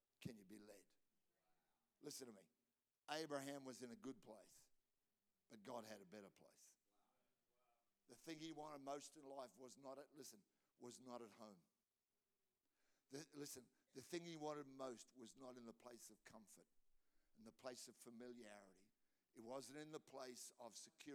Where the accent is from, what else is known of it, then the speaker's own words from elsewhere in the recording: Australia; I'm an Australian